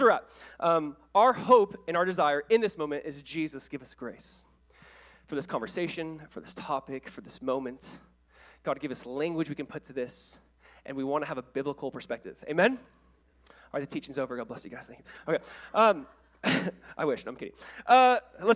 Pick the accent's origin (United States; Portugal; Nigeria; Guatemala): United States; Orange County, California; I was the kid from Orange County. You know, I played at Calvary Chapel High in Southern California